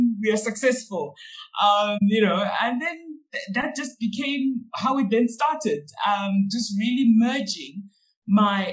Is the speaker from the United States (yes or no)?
no; Zimbabwe; first language Shona; English is a second language; now in Johannesburg, South Africa; So we're really from Zimbabwe